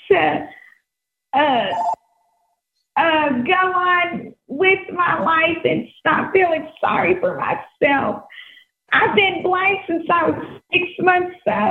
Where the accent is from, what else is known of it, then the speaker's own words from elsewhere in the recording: Texas, United States; I'm from Texas